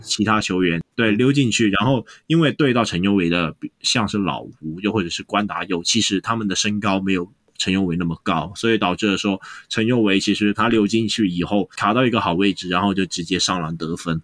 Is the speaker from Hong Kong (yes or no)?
yes; Hong Kong; 我们香港这边